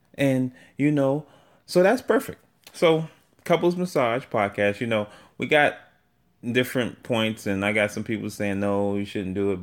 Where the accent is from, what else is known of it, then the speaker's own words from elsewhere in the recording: New York City, New York, United States; accent: New York; also born or lived in Atlanta, Georgia; now in Maryland, United States; I was raised in New York. So I came to New York at the age of three, and I was raised there.